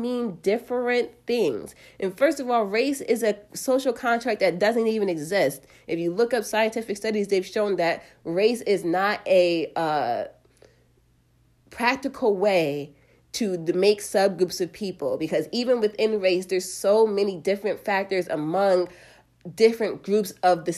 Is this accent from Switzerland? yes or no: no; United States; I live in America. I am an American